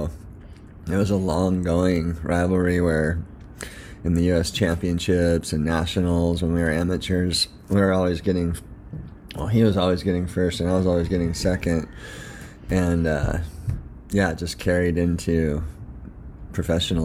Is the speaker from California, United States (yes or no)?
yes; San Clemente, California, United States; now in North Shore, Hawaii, United States; I grew up in San Clemente, California, and it was a really cool place to grow up